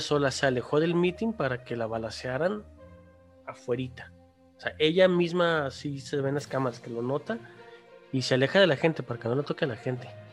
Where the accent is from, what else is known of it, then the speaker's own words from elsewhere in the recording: Mexico; ya vivimos los mexicanos